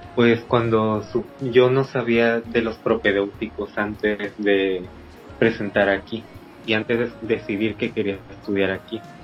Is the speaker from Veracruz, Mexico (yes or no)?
yes; Agua Dulce, Veracruz, Mexico; moved away as an adult; now in Ciudad del Carmen, Mexico; Soy de Agua Dulce, Veracruz.